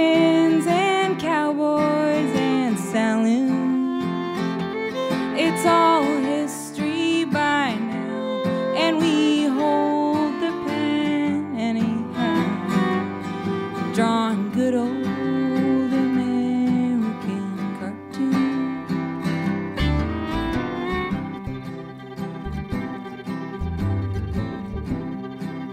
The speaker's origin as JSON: {"language": "English", "region": "Maine", "country": "United States", "tie": "born or raised there"}